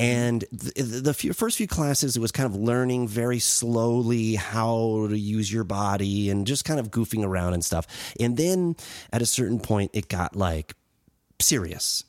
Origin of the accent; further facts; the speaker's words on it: Western Massachusetts, United States; moved away; also born or lived in Springfield, Massachusetts / Holyoke, Massachusetts / Chicopee, Massachusetts / Longmeadow, Massachusetts; Western Mass, where I grew up